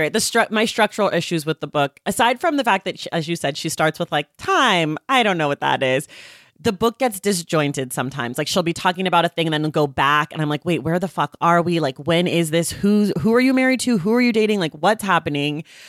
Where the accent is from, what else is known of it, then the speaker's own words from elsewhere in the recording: California, United States; I'm from California